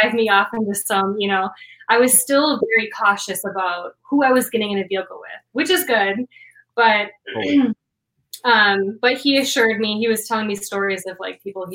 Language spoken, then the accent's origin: English; Madison, Wisconsin, United States; I'm from Wisconsin. Okay, we're the dairy state.